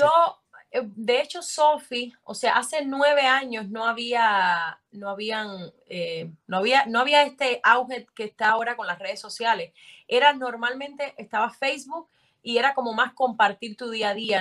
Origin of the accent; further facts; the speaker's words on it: Sancti Spíritus, Cuba; en mi pueblo no, no había como mucha cultura actoral, tampoco conocía a nadie de Santi Espíritu